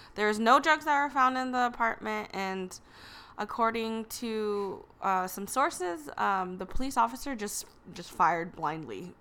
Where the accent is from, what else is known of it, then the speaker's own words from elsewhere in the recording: Los Angeles, California, United States; we're from North Hollywood here in California